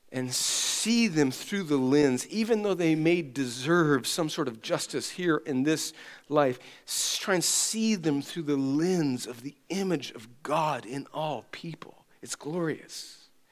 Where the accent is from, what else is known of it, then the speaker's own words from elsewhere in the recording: California, United States; I'm from California